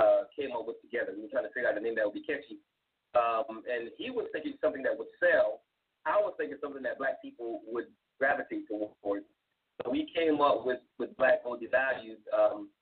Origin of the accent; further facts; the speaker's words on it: South Carolina, United States; moved away as an adult; I was born in South Carolina